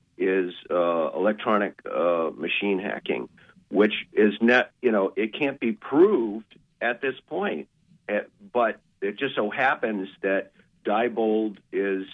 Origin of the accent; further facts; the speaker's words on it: Richmond, Vermont, United States; also born or lived in Steuben, Maine; I'm actually from Richmond, Vermont, but I have a house in Steuben